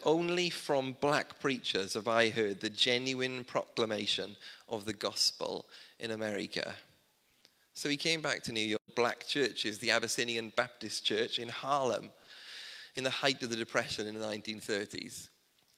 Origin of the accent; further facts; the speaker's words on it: South Wales, United Kingdom; Growing up in South Wales, I didn't grow up in a Welsh speaking community.